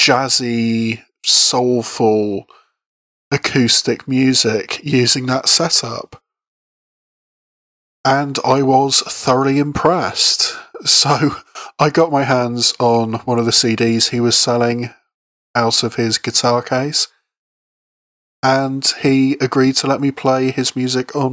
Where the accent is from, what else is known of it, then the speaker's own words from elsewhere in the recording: Bath, South West England, United Kingdom; busking on the streets of my hometown of Bath